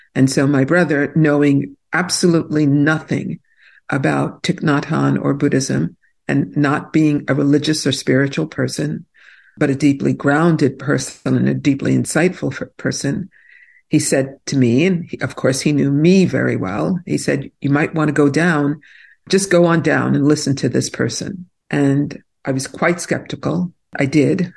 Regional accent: New York City, New York, United States; also born or lived in New Jersey; now in New Hope, United States; I grew up in Brooklyn, New York, and Brooklyn was not the fancy place it is today

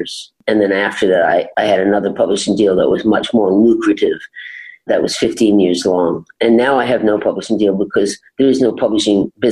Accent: Maine, United States; moved away as an adult; also born or lived in Los Angeles; I went to Los Angeles when I was only 19 from Maine

